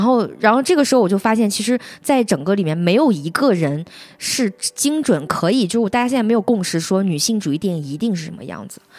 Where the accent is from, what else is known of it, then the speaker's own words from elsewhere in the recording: Henan, China; 我也是河南人